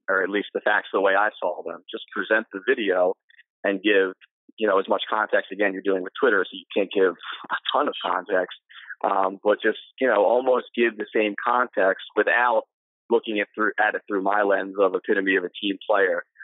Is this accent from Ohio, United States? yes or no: no; Ocean City, New Jersey, United States; I grew up in Ocean City, uh, graduated from high school there, went on to college at the College of New Jersey